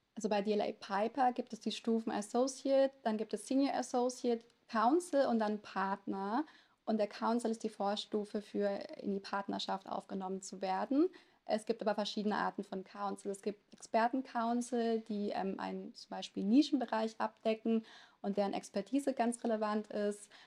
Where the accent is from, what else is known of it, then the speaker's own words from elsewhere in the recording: a small town in Lower Saxony, Germany; first language Italian; German is a second language; Wir hatten auch ganz klischeemäßig ein italienisches Restaurant in einem kleinen Ort in Niedersachsen